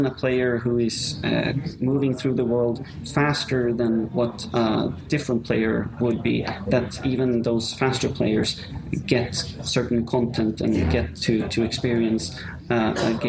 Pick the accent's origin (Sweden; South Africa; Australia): Sweden; now in Rome, Italy; I'm from Sweden